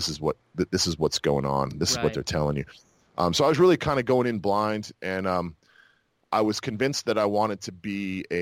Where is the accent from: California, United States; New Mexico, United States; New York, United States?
New Mexico, United States; Moriarty; moved away as an adult; also born or lived in Fort Worth, Texas / Moab, Utah / Fayetteville, North Carolina; now in Tampa, United States; I grew up in Utah, and then in New Mexico. Those were the two places where I grew up